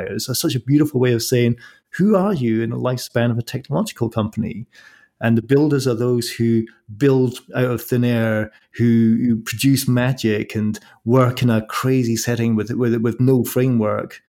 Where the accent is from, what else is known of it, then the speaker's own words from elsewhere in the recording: Scotland, United Kingdom; I'm from Scotland, so I'm used to the same climate